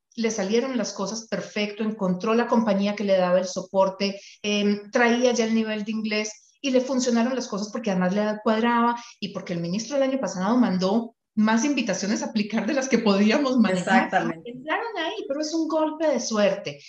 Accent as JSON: {"language": "Spanish", "country": "Colombia", "moved": "yes", "lives_now": "Canada", "said": "yo conozco algunas cosas de Colombia porque soy colombiana"}